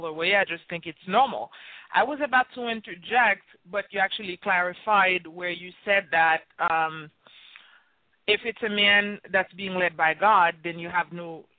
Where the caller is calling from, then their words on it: New York, United States; I'm calling from New York.